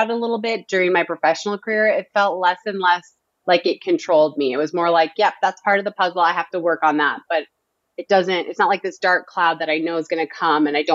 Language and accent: English; Northern Minnesota, United States; I'm from Northern Minnesota.